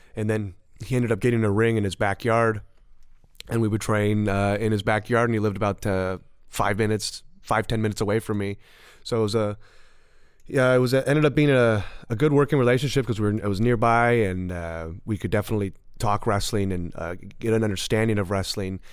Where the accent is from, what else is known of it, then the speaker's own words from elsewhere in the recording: Southern California, United States; also born or lived in Burbank / Rancho Cucamonga / Sherman Oaks; I'm just a California, Southern California guy. born and raised